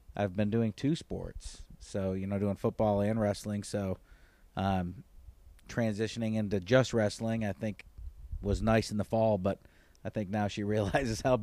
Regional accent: Auburn, New York, United States; moved away as an adult; also born or lived in Brockport, New York / Summerville, South Carolina; now in Fort Mill, United States; I am from upstate New York, right outside of Syracuse, Auburn, New York, originally. So I went to school at Auburn High School

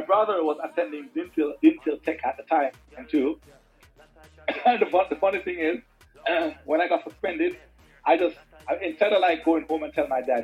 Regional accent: Spanish Town, Saint Catherine, Jamaica; also born or lived in Linstead, Saint Catherine; I was born in Spanish Town, but yeah, I'm in Lindsay, Charlemont right now.

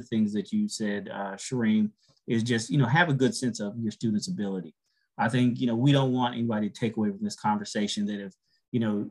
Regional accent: Texas, United States; now in Atlanta, United States; I've been in Atlanta a long time, but, you know, I'm from Texas

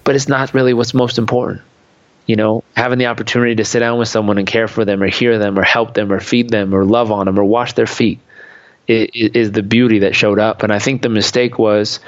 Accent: Southern California, United States; I grew up in Southern California

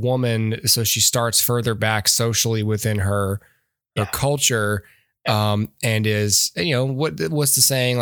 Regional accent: Alabama, United States; also born or lived in Georgia; I'm from Alabama.

